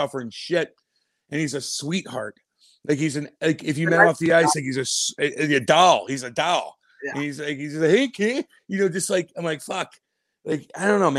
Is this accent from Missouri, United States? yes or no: yes; Eureka, Missouri, United States; I'm from Eureka, Missouri